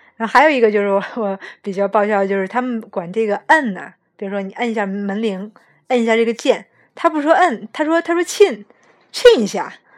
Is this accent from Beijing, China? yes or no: yes; Beijing, China; moved away as an adult; now in Canada; 其实我是北京人